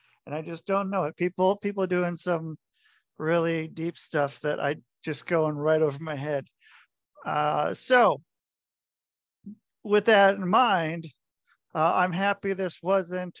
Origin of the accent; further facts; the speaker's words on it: Oregon, United States; moved away; also born or lived in Idaho / Michigan / Minnesota / Utah; I grew up in Oregon